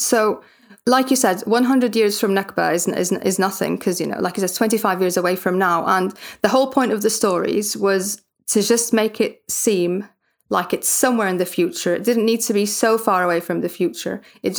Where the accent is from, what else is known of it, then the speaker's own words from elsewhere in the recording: Gaza, Gaza Strip, Palestine; moved away; I'm from Gaza